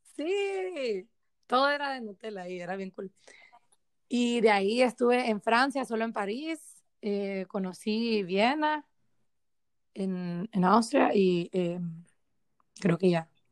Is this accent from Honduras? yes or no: yes; Honduras; todos somos hondureños